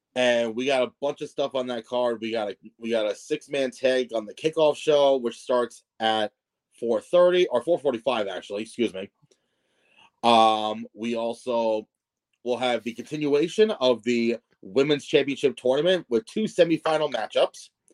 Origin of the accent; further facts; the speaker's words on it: Melville, New York, United States; moved away; Melville is my old hometown